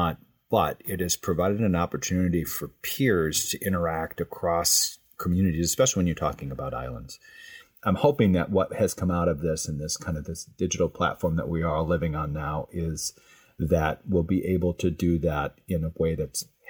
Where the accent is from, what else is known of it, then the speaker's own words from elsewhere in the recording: Midwest, United States; moved away; I grew up in a small community in the Midwest with lots of relatives around